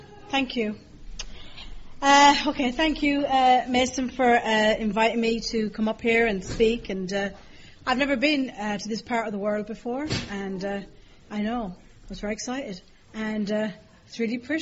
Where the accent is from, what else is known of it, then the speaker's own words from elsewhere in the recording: Ireland; accent: Irish; my accent is Irish